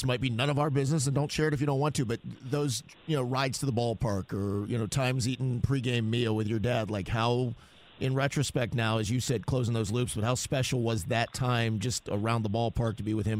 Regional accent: Atlanta, Georgia, United States; growing up in Atlanta

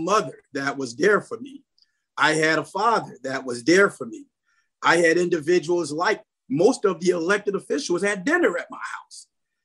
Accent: Chicago, Illinois, United States; I am a community person, born and raised in North Lawndale. I still live in North Lawndale

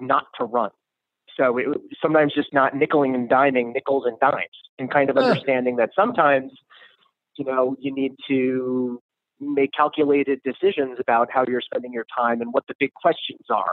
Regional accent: North Shore of Long Island, New York, United States; also born or lived in Queens, New York; I grew up, I was born in Queens, New York, grew up Long Island, on the North Shore of Long Island

